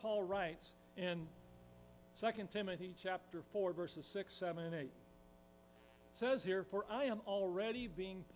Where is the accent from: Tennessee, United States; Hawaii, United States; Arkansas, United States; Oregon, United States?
Tennessee, United States; us people from Tennessee, which I'm from Tennessee